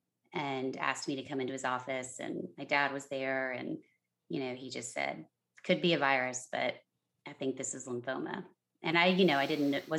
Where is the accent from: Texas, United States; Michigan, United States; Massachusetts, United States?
Texas, United States; San Antonio; now in Los Angeles, United States; my hometown of San Antonio, Texas